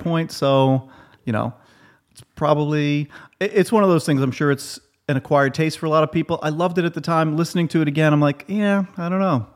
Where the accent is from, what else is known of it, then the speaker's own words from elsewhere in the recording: New York City, New York, United States; I'm from Queens